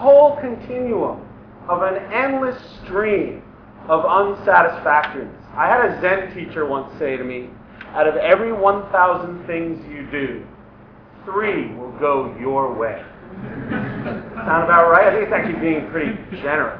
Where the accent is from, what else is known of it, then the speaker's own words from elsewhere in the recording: New York, United States; moved away as an adult; now in Los Angeles, United States; I'm from New York originally. I moved out to LA in 2002.